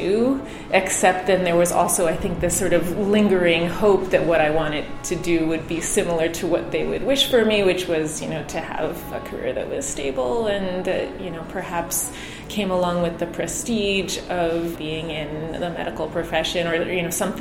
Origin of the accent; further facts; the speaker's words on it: New York, United States; I grew up in New York